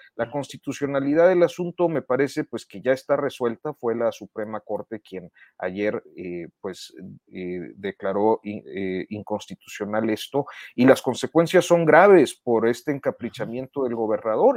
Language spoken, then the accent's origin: Spanish; Saltillo, Coahuila, Mexico; en Saltillo, de donde yo soy